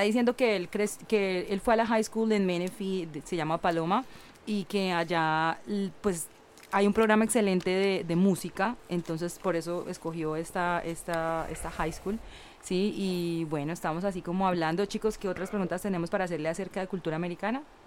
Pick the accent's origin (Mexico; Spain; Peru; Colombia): Colombia; now in California, United States; yo le dije que era de Colombia